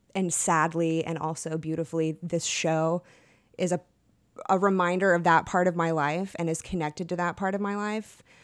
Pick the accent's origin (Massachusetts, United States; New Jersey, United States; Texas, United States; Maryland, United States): Texas, United States; I'm from Texas